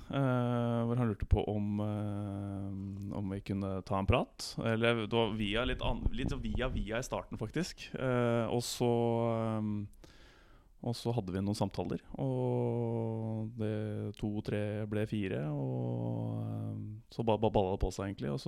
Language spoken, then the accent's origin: Norwegian; Bærum, Akershus, Norway; Nei, jeg er jo 33 år, født og oppvokst i Bærum